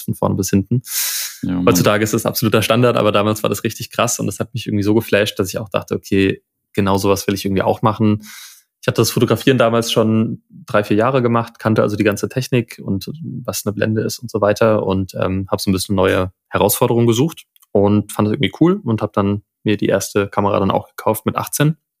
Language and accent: German; Friedberg, Hesse, Germany; aus der Stadt, aus der ich komme, aus Friedberg, Nähe von Frankfurt